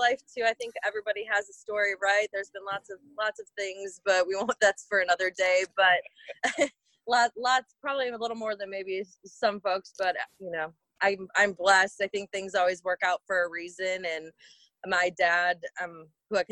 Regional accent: Amherst, Wisconsin, United States; also born or lived in Oshkosh, Wisconsin; I grew up in a little town called Amherst, Wisconsin. And so I lived there through elementary school and moved to Oshkosh, Wisconsin, in middle school, late middle school

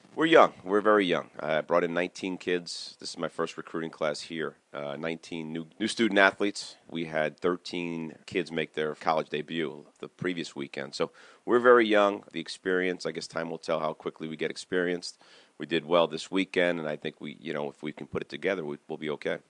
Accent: Cranford, New Jersey, United States; I grew up in Cranford on uh, Manor Avenue, went to Roosevelt School back in the day for kindergarten

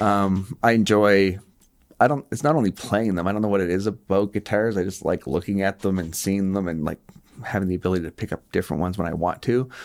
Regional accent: Moncton, New Brunswick, Canada; I grew up here in Moncton

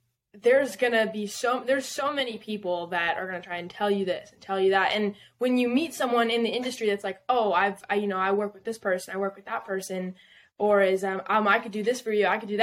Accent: Southern California, United States; moved away as an adult; also born or lived in Texas / Nashville; I'm originally from Southern California, like an hour north of San Diego. Like wine country.

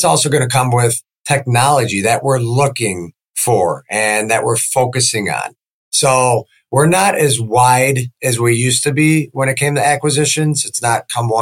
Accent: Chicago, Illinois, United States; moved away as an adult; now in Sarasota, United States; I grew up in the Chicagoland area

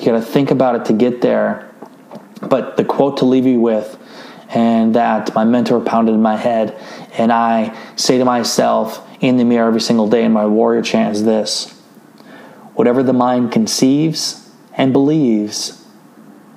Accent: Northeast Iowa, United States; I'm a kid from Northeast Iowa with 750 people in the town

